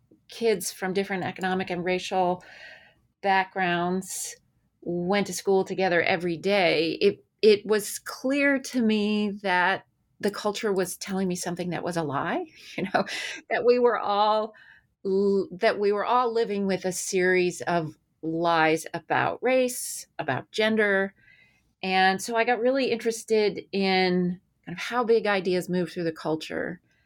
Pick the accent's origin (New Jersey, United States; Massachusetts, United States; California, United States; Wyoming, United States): California, United States; Berkeley; I grew up in Berkeley, California in the 70s. Which that's a lot of information right there.